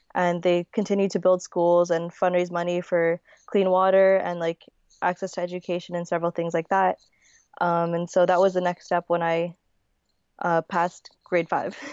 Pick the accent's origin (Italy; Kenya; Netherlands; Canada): Canada; Winnipeg, Manitoba; also born or lived in Manila, Philippines; I was born in Manila. I was born in nineteen ninety-nine, and I was nine months old when I moved to Winnipeg.